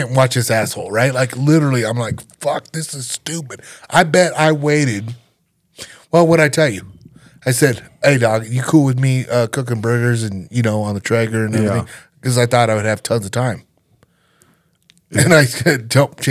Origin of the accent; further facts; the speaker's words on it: North Platte, Nebraska, United States; moved away as an adult; now in Colorado, United States; I grew up in Nebraska.